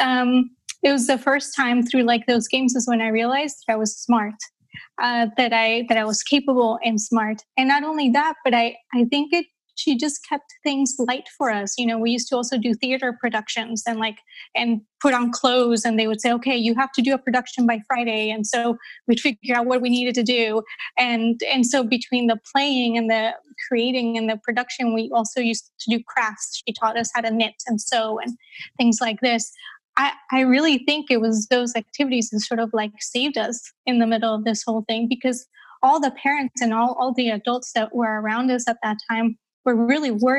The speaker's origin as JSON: {"language": "English", "country": "Colombia", "tie": "born or raised there", "moved": "yes", "lives_now": "Amsterdam, Netherlands", "said": "I grew up in Colombia, South America, during a time in Colombia's history where it was really quite dangerous"}